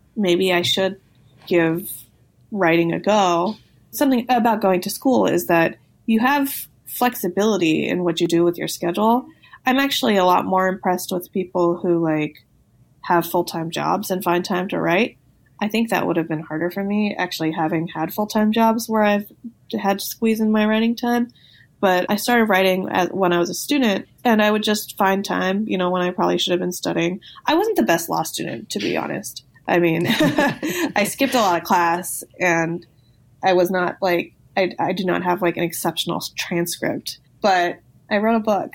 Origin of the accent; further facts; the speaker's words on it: Los Angeles, California, United States; I grew up